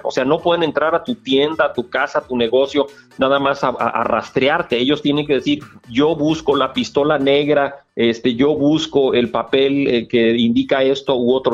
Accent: Guadalajara, Jalisco, Mexico; moved away as an adult; fui criado en Guadalajara de, de, edad 0 a edad 17

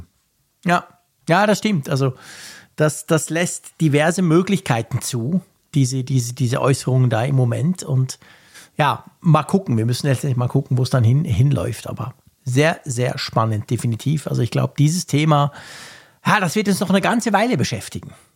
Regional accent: Switzerland; bei uns in der Schweiz

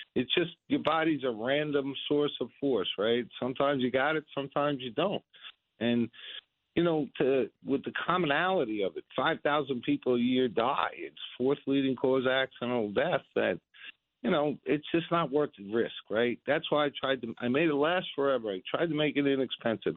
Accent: United States; I'm an American

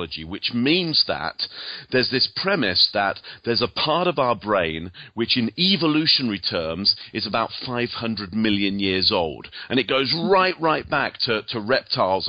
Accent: England, United Kingdom; moved away; as you can probably hear from my accent, I actually come from England originally.

